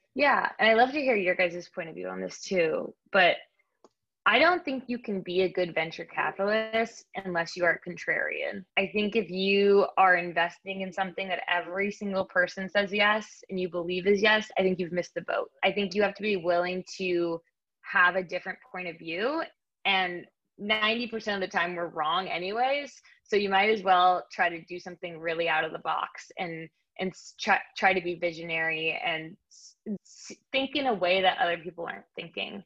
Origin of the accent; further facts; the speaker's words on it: Bay Area, California, United States; moved away as an adult; also born or lived in Nashville, Tennessee / New York; i am a bay area native